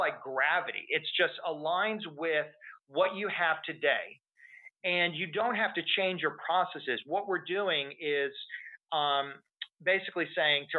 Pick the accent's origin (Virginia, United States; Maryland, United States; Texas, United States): Texas, United States; I'm from Texas